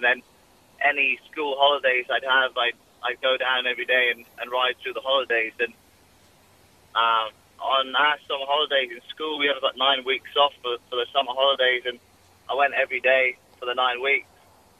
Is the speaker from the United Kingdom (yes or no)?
yes; Carmarthen, Wales, United Kingdom; moved away as an adult; also born or lived in near Cardiff, Wales; now in Australia; I'm obviously from Wales. I was born in a small village near Cardiff, and my family moved down to West Wales in Carmarthen, and so we lived out in the country